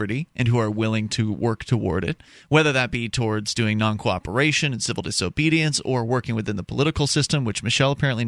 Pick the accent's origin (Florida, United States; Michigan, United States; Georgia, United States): Florida, United States; Southwest; now in New Hampshire, United States; I come from Southwest Florida